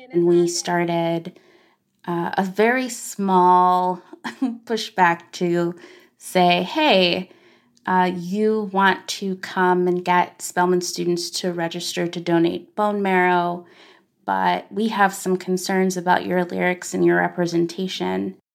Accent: Arkansas, United States; as a black girl growing up in Arkansas

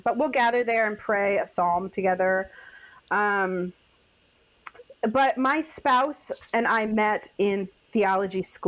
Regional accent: Midwest, United States; I grew up in the Midwest

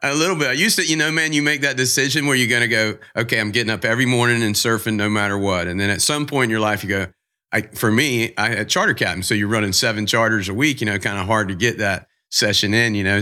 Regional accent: Jacksonville, Florida, United States; I'm from Jacksonville

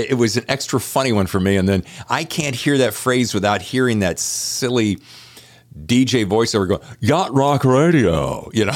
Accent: the South, United States; I'm from the South

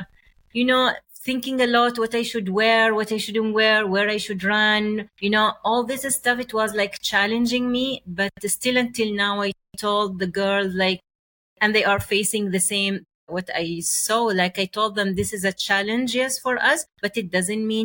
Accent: Oman; English is a second language; I was like in my hometown at the village

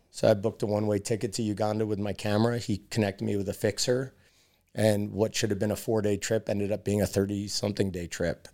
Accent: New York City, New York, United States; friends growing up in New York City

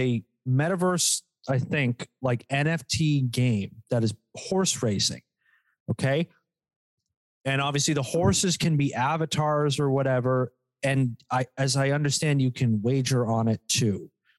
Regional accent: Poughkeepsie, New York, United States; born there; Like I was born in fucking like

